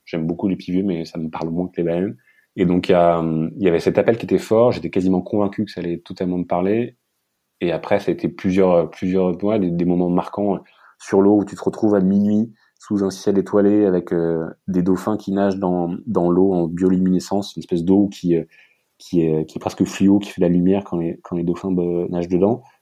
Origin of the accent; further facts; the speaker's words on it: France; moi, en tant que petit Français